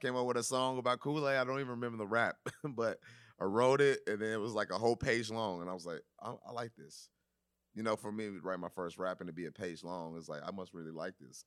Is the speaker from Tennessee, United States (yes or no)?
yes; Nashville, Tennessee, United States; We're from Nashville, you know, we do the same thing, you know, we were do hip hop, but also we was raised on country music